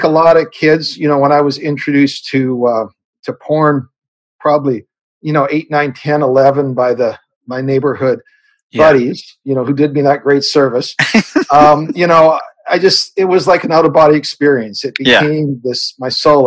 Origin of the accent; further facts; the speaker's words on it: Canada; I'm a Canadian kid born on a farm up here in Canada